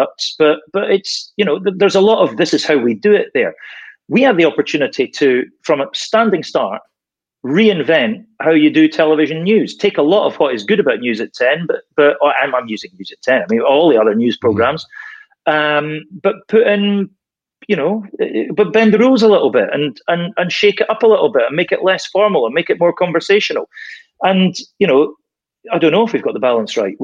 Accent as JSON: {"language": "English", "region": "Scotland", "country": "United Kingdom", "moved": "as an adult", "said": "I came back to Scotland when my daughter hit high school age."}